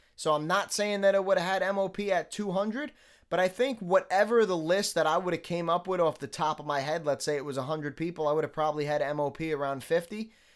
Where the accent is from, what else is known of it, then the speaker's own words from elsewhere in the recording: New York City, New York, United States; I still was born and raised in New York City